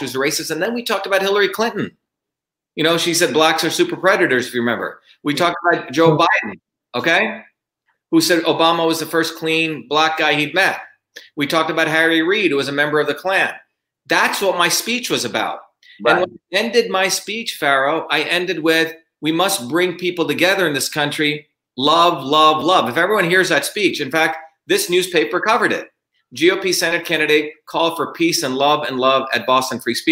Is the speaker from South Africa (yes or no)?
no; India; English is a second language; now in Belmont, United States; I grew up in India where we were considered the untouchables